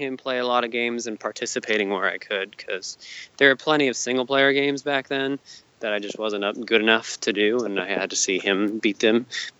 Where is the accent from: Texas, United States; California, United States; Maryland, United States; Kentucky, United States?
California, United States; also born or lived in Hawaii; But I was raised here in Southern California for most of my life, so.